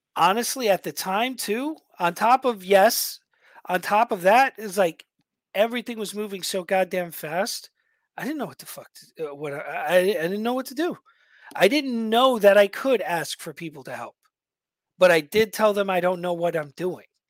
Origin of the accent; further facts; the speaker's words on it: New York, United States; moved away; I was a shithead from New York